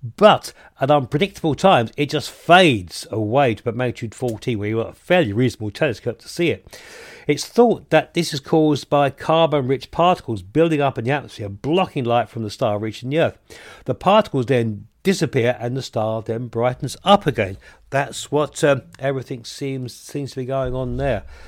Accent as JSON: {"language": "English", "region": "the South of England", "country": "United Kingdom", "moved": "yes", "lives_now": "Yorkshire, United Kingdom", "said": "I'm a Southerner living up here in the North of England"}